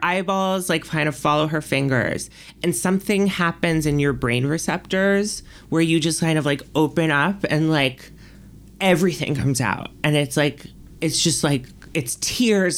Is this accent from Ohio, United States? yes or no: no; New York City, New York, United States; moved away as an adult; now in Los Angeles, United States; I was born and raised there, like, spent my entire life there.